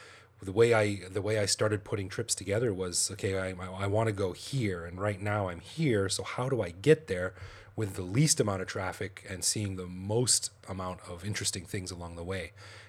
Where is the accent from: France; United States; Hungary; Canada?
Canada; Calgary, Alberta; moved away as an adult; now in Thailand; Well, I'm from Canada, Calgary, Canada, actually, and I came over here in 2001. On a quick vacation, and I'm still here.